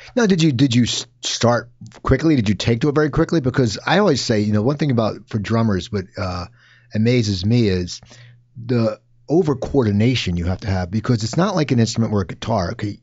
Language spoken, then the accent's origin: English; New Jersey, United States; growing up in New Jersey